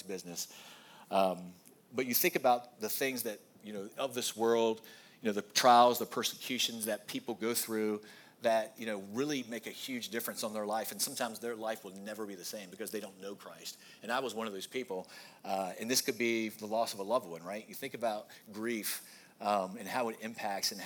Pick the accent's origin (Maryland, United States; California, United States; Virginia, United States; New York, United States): Virginia, United States; Goochland; we grew up in Goochland